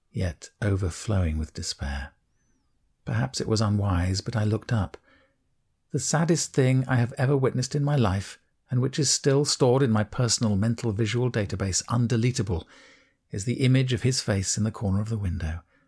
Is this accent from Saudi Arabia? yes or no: no; United Kingdom; I, being British